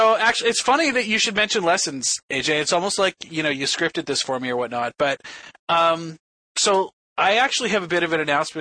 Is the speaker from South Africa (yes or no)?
no; Toronto, Ontario, Canada; it's going to be in my hometown